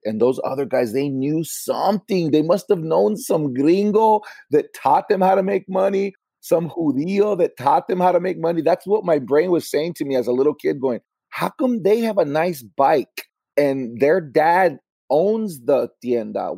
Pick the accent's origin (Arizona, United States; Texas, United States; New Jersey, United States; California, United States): California, United States; Los Angeles; I grew up in LA with my single mom, and I did grow up in a Latino community